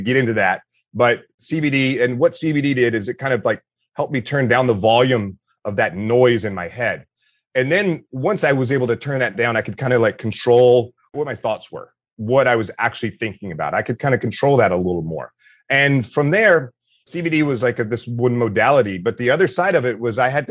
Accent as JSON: {"language": "English", "town": "Meridian", "region": "Mississippi", "country": "United States", "tie": "born or raised there", "said": "I grew up in Meridian, Mississippi"}